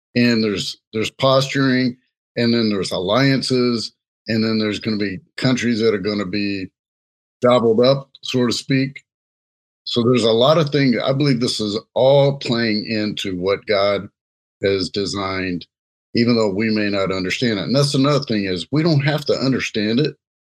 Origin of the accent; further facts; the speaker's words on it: Jamaica; Hey, I'm Jamaican, so sometimes they bad.